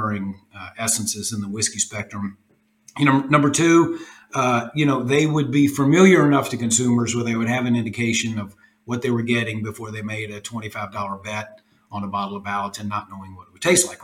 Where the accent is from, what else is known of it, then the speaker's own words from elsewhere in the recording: Louisville, Kentucky, United States; moved away as an adult; now in Austin, United States; I'm from Louisville, Kentucky. We're in Austin, Texas now. Moved the business here a couple of years ago, but we're from Louisville